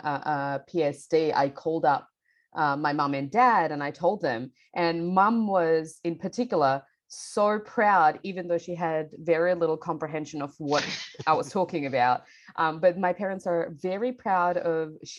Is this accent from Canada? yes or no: no; Bangladesh; now in Melbourne, Australia; I grew up in Bangladesh and I moved to Melbourne, Australia with my family about 12 years ago now